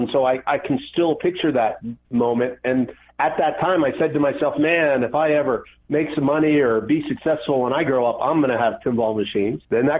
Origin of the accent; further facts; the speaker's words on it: Atlanta, Georgia, United States; I grew up in Atlanta